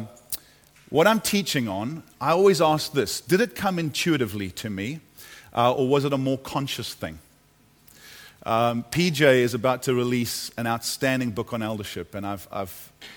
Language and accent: English; United States; also born or lived in California; I come from America. Last 10 years there, California, the land of the mega church